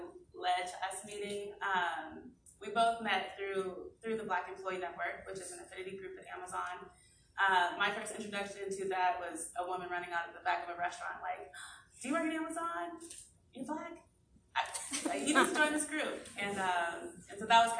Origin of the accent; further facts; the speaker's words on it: Arlington, Texas, United States; moved away as an adult; also born or lived in Minnesota; now in Seattle, United States; I'm originally from Texas, from Arlington